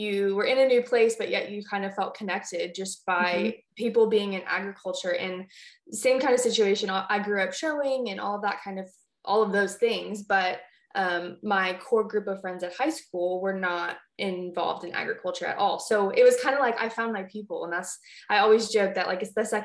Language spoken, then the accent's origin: English; California, United States; moved away; also born or lived in Texas; we are both fellow born and raised Californians.